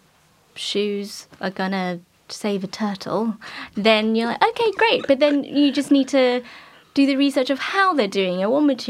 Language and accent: English; London, United Kingdom; I'm from West London, but I lived in East London.